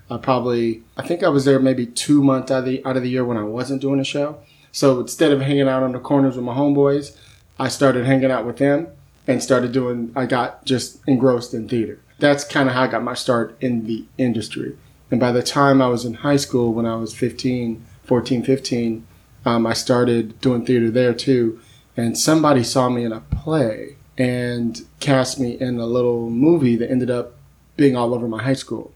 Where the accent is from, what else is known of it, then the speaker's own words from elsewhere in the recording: San Francisco, California, United States; sitting at the coffee shop, which is what I did growing up in San Francisco